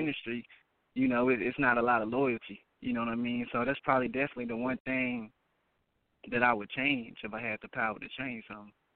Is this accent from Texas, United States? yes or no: yes; Dallas, Texas, United States; I'm from Dallas